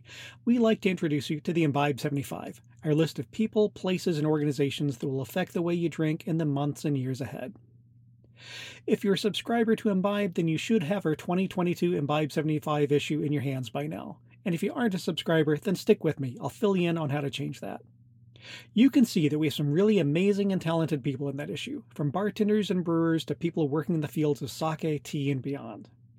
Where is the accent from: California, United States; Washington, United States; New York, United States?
Washington, United States; Seattle; right here in my hometown of Seattle